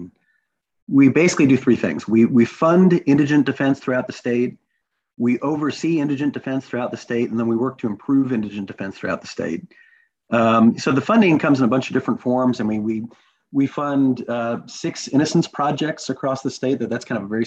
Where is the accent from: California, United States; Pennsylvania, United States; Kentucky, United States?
Kentucky, United States; I grew up in Kentucky